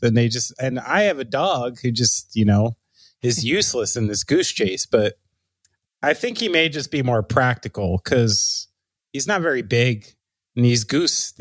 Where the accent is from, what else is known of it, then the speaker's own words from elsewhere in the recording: Somerville, New Jersey, United States; moved away; I'm from Somerville.